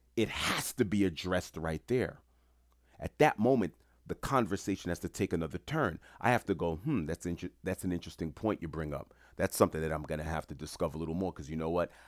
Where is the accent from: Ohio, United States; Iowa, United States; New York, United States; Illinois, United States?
New York, United States; New York City; I grew up in Queens, New York